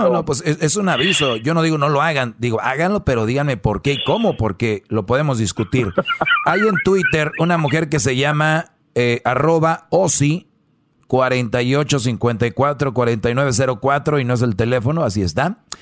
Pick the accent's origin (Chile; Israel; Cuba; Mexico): Mexico; Monterrey, Nuevo León; soy de Monterrey, somos regios